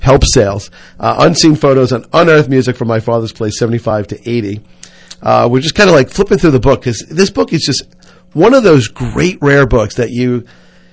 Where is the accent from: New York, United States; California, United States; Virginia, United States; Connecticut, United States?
New York, United States; New York City; I grew up in Whitestone